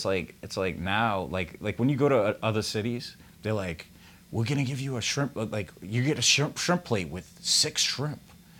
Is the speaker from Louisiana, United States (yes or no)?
yes; New Orleans, Louisiana, United States; I grew up in New Orleans East.